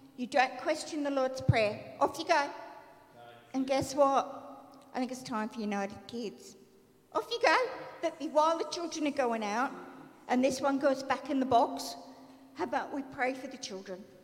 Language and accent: English; Melbourne, Victoria, Australia; growing up in Melbourne and being a chronic asthmatic and a very skinny, tiny child